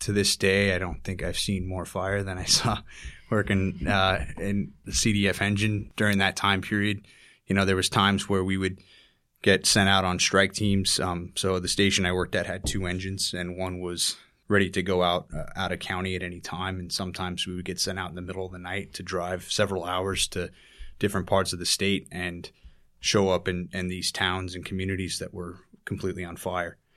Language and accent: English; Tahoe City, California, United States; moved away as an adult; also born or lived in Squaw Valley, California; now in New York City, United States; I grew up in North Lake Tahoe, California. mainly small communities named Tahoe City and Squaw Valley